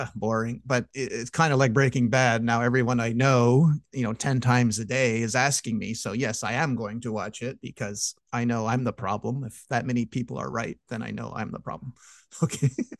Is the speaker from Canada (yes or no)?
yes; Canada; I'm Canadian